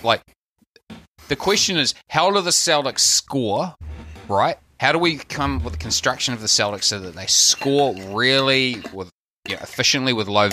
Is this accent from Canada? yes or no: no; New Zealand; accent: Kiwi; My Kiwi accent, I'm so Kiwi